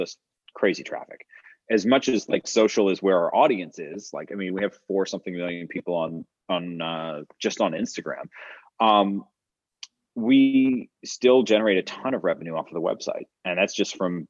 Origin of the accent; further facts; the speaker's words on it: Fresno, California, United States; I was born in Fresno, California